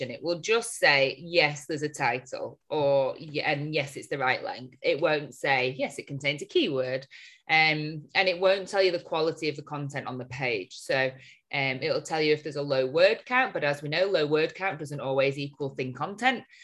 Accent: Chorley, North West England, United Kingdom; we are from Chorley, see.

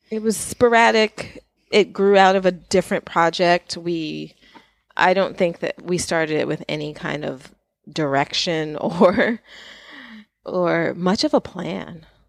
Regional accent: New York, United States; I grew up in New York, so with the exception of way at school, I have lived in New York

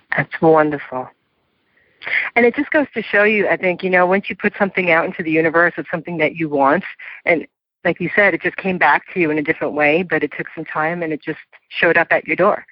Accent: New York City, New York, United States; my hometown of New York City

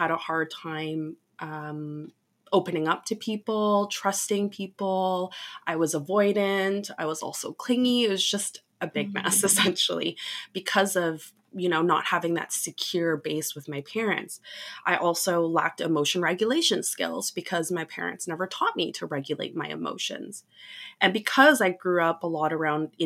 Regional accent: Canada; I'm from Canada

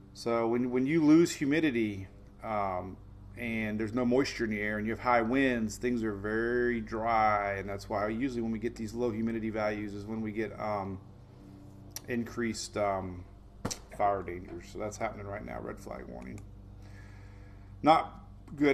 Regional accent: Oldsmar, Florida, United States; my hometown of Oldsmar

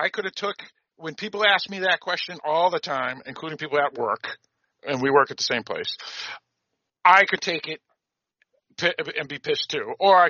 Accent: Boston, Massachusetts, United States; where I grew up in Greater Boston

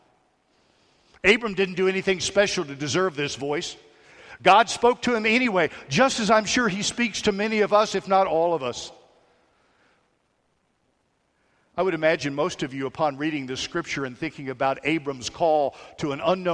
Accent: Hyattsville, Maryland, United States; also born or lived in Washington, D.C.; I was born in Washington, D.C. a long time ago. I was raised right outside the district, Hightsville, Maryland

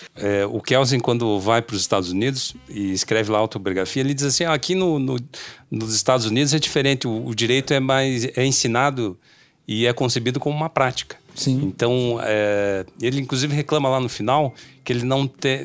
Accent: Brazil; O nosso mundo da vida enquanto brasileiro

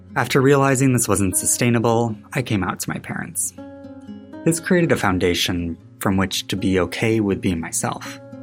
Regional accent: West Michigan, United States; moved away as an adult; now in Chicago, United States; Growing up in West Michigan meant I wasn't really exposed to role models with diverse identities

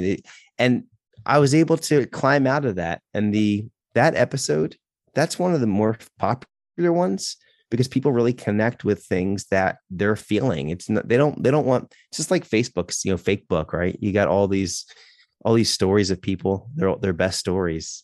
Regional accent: Philadelphia, Pennsylvania, United States; moved away as an adult; also born or lived in South Carolina / New York; We're from the Philadelphia area

